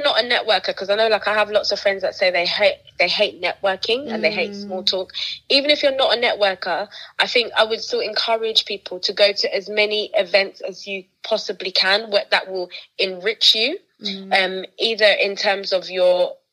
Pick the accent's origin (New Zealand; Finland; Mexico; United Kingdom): United Kingdom